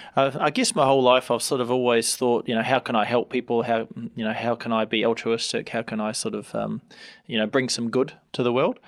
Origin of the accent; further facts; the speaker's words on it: Hamilton, Waikato, New Zealand; also born or lived in Tauranga; I grew up here, Hamilton